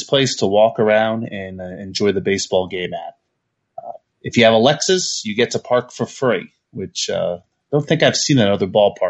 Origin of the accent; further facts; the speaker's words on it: Indianapolis, Indiana, United States; my hometown ballpark, Victory Field